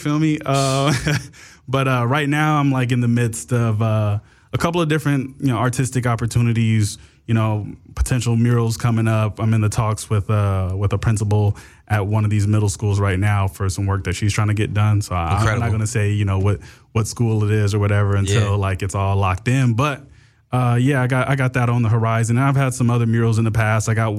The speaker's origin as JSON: {"language": "English", "town": "Inglewood", "region": "California", "country": "United States", "tie": "born or raised there", "said": "I grew up over in Inglewood off of like Manchester and Crenshaw."}